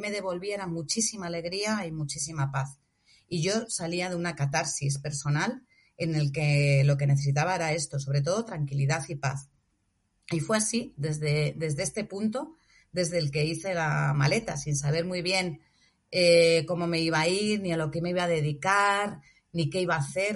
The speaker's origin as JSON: {"language": "Spanish", "town": "Móstoles", "region": "Community of Madrid", "country": "Spain", "moved": "as an adult", "lives_now": "Senegal", "said": "una ciudad como Móstoles, que es de donde yo soy."}